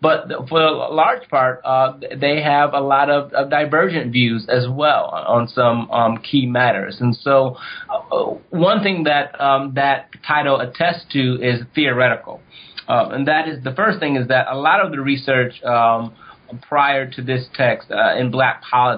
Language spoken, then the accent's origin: English; Ohio, United States; One, on full disclosure, I'm from Ohio.